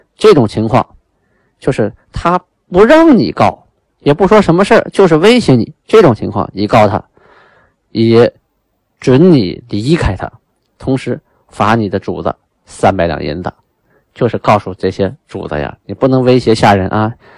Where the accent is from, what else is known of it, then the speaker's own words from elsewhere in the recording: China; 我们中国人定条例啊